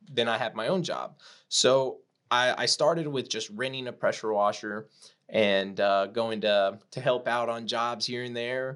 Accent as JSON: {"language": "English", "town": "Corpus Christi", "region": "Texas", "country": "United States", "said": "I'm from Corpus Christi, Texas, South"}